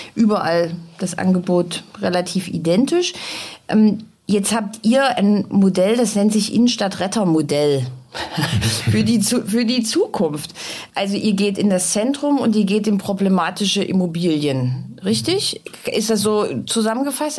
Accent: Dresden, Saxony, Germany; meiner Heimatstadt Dresden

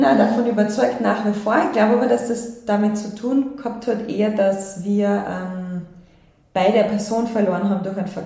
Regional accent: Salzburg, Austria; Und ich bin ja selbst am Land eigentlich in Salzburg aufgewachsen.

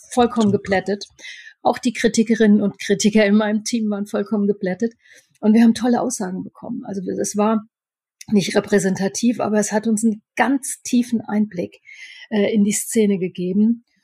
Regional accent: Upper Franconia, Bavaria, Germany; bei uns in Oberfranken

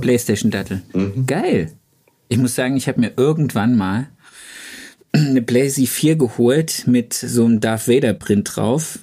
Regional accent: the East, East Germany, Germany; bei uns im Osten

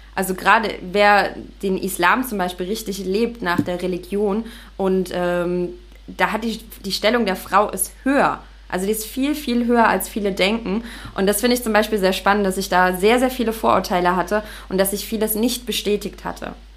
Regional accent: Leipzig, Saxony, Germany; moved away as an adult; now in Dahab, Egypt; Ich bin, ich komme aus Leipzig

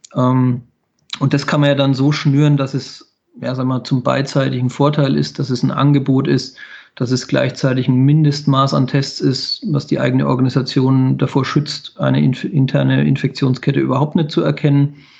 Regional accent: Bavaria, Germany; bei uns in Bayern

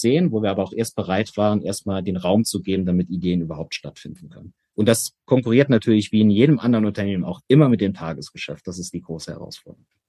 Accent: Saarland, Germany; Erstmal ist es meine Heimat. Ich bin gebürtiger Saarländer

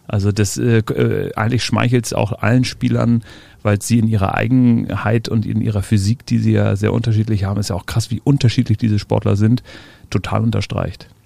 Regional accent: Hamburg, Germany; ich bin ja in den Elbvororten aufgewachsen

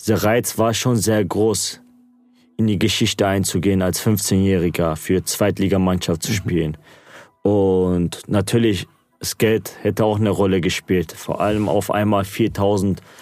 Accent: Gelsenkirchen, North Rhine-Westphalia, Germany; first language Turkish; German is a second language; ich hier geboren und aufgewachsen bin in Gelsenkirchen. Ich lebe noch hier

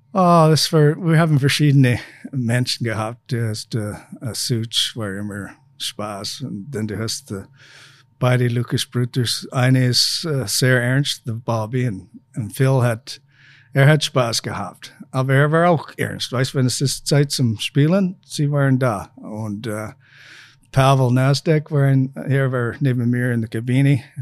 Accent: Saskatchewan, Canada; German is a second language; moved away as an adult; also born or lived in Feldkirch, Austria; now in Linz, Austria; meine Heimat in canada Saskatchewan

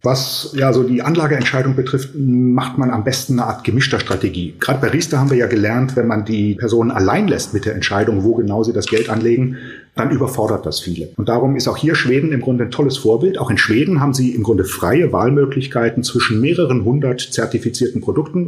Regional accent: Germany; bei uns in Deutschland

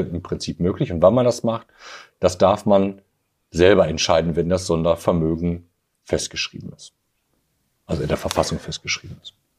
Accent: Germany; hier bei uns in Deutschland

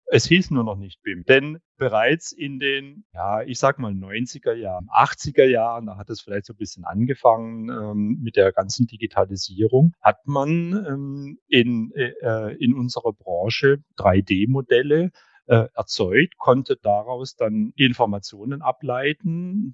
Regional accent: Hamburg, Germany; also born or lived in Stuttgart; ich komme aus Hamburg

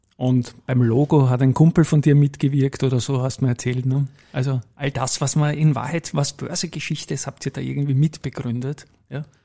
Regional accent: Vienna, Austria; Bei uns in Wien

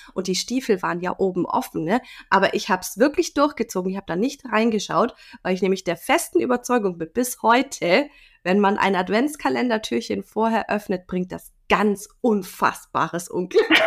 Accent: Germany; bei uns in Deutschland

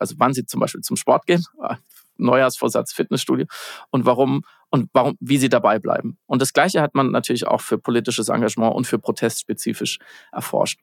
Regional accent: West Germany, Germany; Ich bin ja Westdeutscher.

